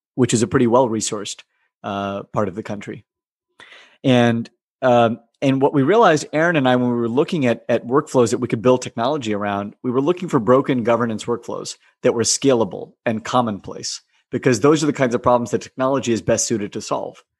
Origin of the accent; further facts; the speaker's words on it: United States; living and growing up in America